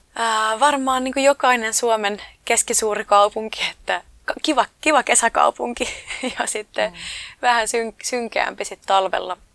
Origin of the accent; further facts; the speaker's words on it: Oulu, North Ostrobothnia, Finland; moved away; also born or lived in London; omassa kotikaupungissa